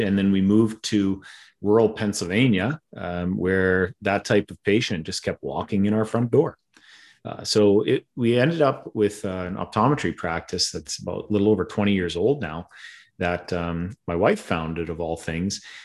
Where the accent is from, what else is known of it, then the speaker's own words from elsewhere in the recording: town on the Alberta-Saskatchewan border, Western Canada, Canada; moved away as an adult; also born or lived in Philadelphia; I'm from Western Canada originally. Grew up in a little town of 500 people in the middle of absolutely nowhere